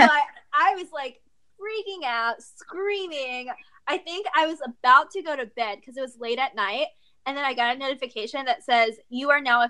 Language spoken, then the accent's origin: English; Texas, United States; I'm from Texas